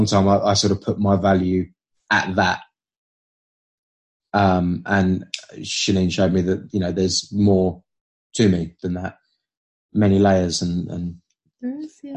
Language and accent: English; United Kingdom; I'm British.